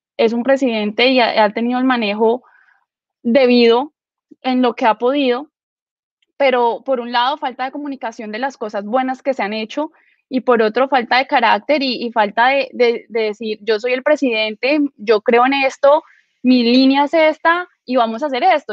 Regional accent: Villavicencio, Meta, Colombia; Yo eh, soy de Villavicencio

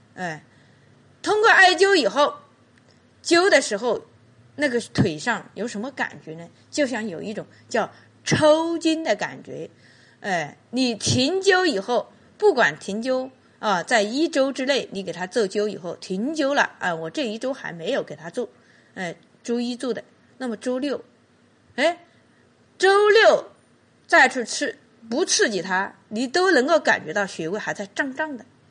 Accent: Qichun, Hubei, China; 我们祈春有句方言

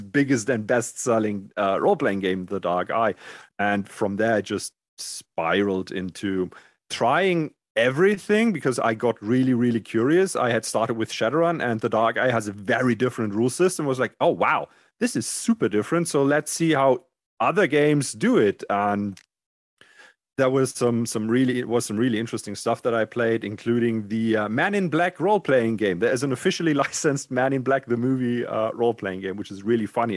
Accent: Germany; D and D did not exist in Germany when I grew up.

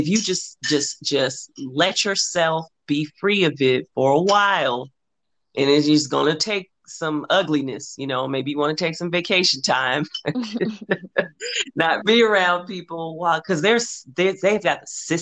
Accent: Los Angeles, California, United States; I'm from South Central Los Angeles

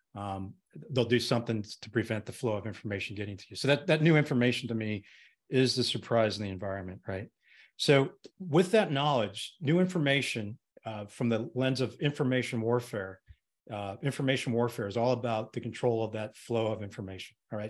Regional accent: Colorado, United States; I grew up in Colorado, went to the University of Colorado

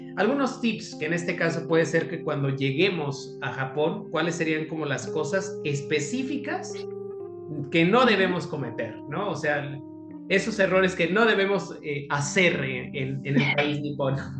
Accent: Mexico

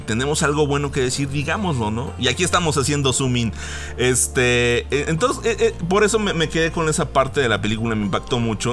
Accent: Mexico; como mexicanos

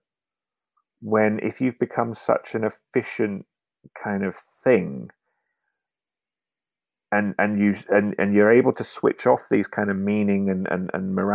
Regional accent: United Kingdom; moved away as an adult; now in Norway; I went through a period of being more British than I'd ever been in the UK

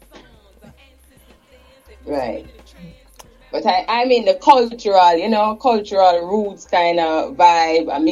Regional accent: Kingston, Jamaica; I was back and forth in Trenchtown and Jonestown, right in the same surrounding community.

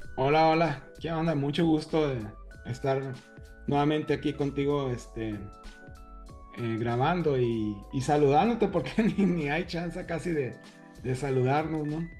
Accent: northern Mexico, Mexico; yo soy del desierto, este, del norte, como tú

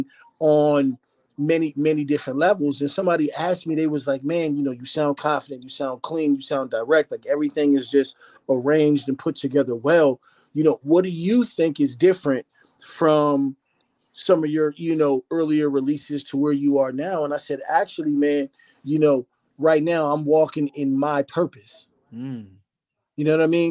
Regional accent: Phoenix, Arizona, United States; also born or lived in Philadelphia, Pennsylvania; So I was born in Philly, and then I was raised in Phoenix, Arizona.

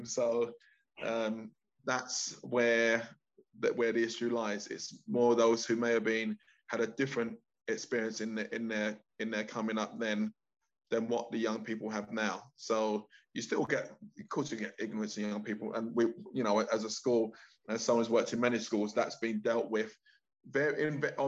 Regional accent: London, United Kingdom; I grew up in East London

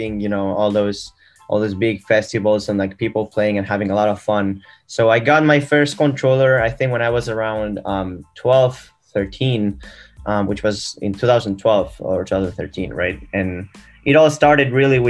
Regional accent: Barcelona, Catalonia, Spain; now in Boston, United States; I'm from Barcelona, Spain, actually, and right now living in Boston, in the U.S.

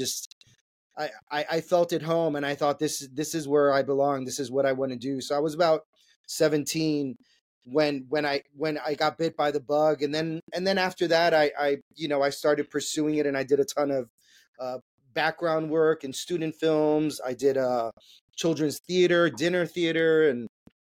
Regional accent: New York City, New York, United States; I was born and raised in New York City, in Manhattan. I grew up in Washington Heights, went to high school in the Bronx

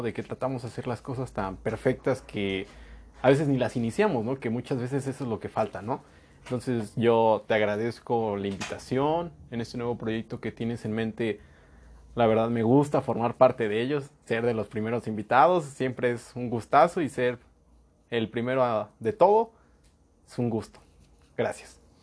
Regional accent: Mexico; nosotros como mexicanos y como pueblo latinoamericano

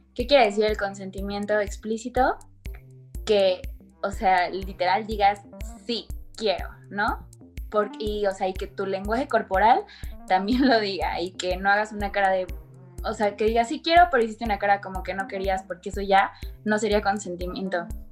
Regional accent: Querétaro, Mexico; yo soy de Querétaro

